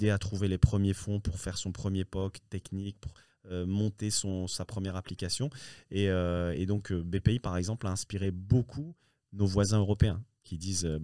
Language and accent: French; Morocco; que même moi en tant que Marocain, je ne connais pas encore par rapport à des amis français qui connaissent plus le Maroc